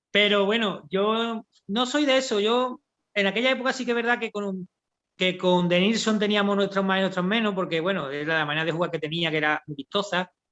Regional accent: Seville, Andalusia, Spain; la guasa sevillana, como tú bien sabes, yo me considero muy sevillano y de mis costumbres, de mis raíces.

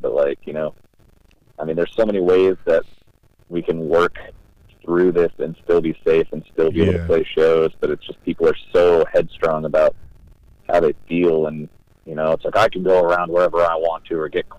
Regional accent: Gloversville, New York, United States; born or raised there; moved away

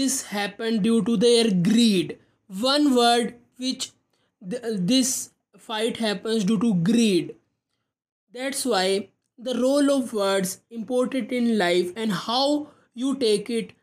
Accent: India; I am from India.

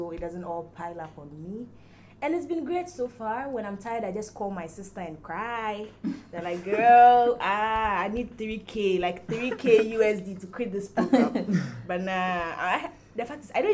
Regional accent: Ghana; moved away as an adult; now in Lagos, Nigeria; I'm from Ghana. I'm a Ghanaian girl

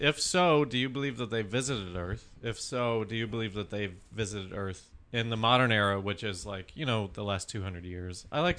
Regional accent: Colorado, United States; In Colorado, our hometown.

